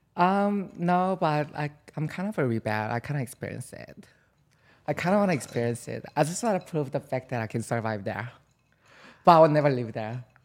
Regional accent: South Korea; now in New York City, United States; I'm from South Korea

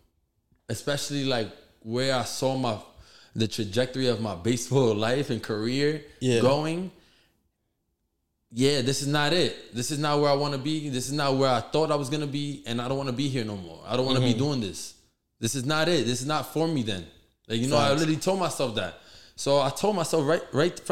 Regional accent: New York City, New York, United States; also born or lived in Bronx / Hell's Kitchen; when I moved from the Bronx when I was 11, my dad got a super job on 40th Street. And that's how I always lived in this area in Hell's Kitchen

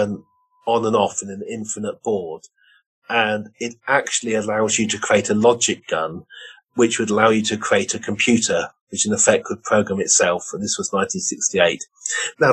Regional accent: Oxford, South East England, United Kingdom; I grew up in Oxford.

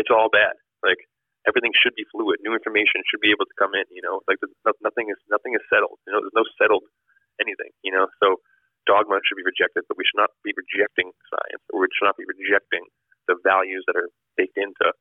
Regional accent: Massachusetts, United States; I grew up in Massachusetts

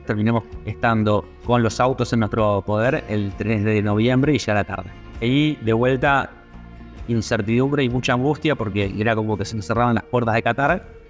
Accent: Argentina; siendo argentinos y sin tener un, pasaporte europeo

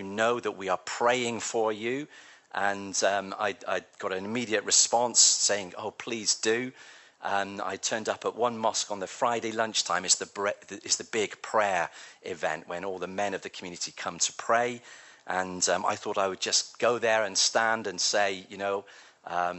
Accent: Devon, South West England, United Kingdom; now in Manchester, United Kingdom; I grew up in Devon

